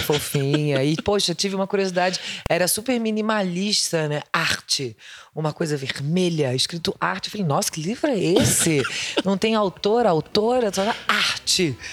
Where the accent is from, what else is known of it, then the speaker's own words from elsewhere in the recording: Rio de Janeiro, Brazil; eu sou do Rio